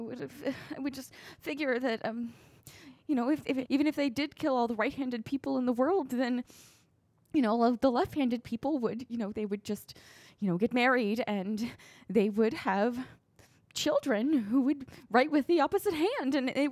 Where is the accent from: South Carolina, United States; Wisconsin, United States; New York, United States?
South Carolina, United States; born there; Well, I was born in South Carolina